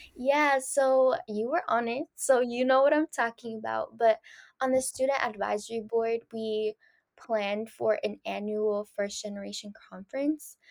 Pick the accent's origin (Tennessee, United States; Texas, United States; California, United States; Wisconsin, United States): California, United States; San Francisco; first language Spanish; English is a second language; also born or lived in Danville, California; after fifth grade, I just stayed in San Francisco.